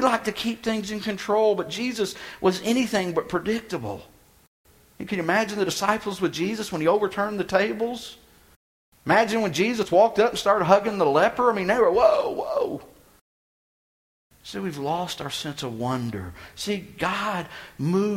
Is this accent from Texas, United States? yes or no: yes; Texas, United States; moved away; I'm from Texas